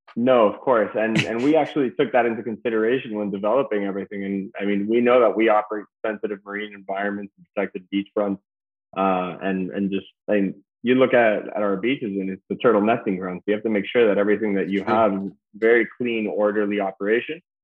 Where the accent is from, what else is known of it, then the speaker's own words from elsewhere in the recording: Key Biscayne, Florida, United States; I was born and raised here in Key Biscayne